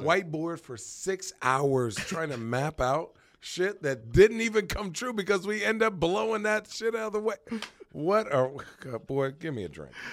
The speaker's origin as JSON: {"language": "English", "town": "Phoenix", "region": "Arizona", "country": "United States", "tie": "born or raised there", "also_born_or_lived": "White Plains, New York / Brooklyn, New York / New Hampshire / Chandler, Arizona", "said": "I was born in White Plains, New York, but I'm from Arizona"}